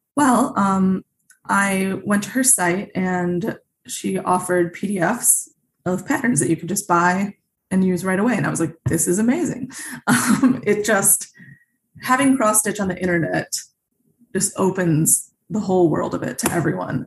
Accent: Naperville, Illinois, United States; also born or lived in Grosse Pointe, Michigan; I really grew up in a suburb of Chicago called Naperville

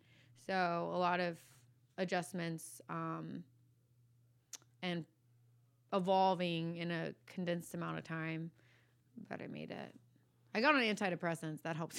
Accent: Virginia Beach, Virginia, United States; No, I'm from Virginia originally. Virginia Beach, yeah.

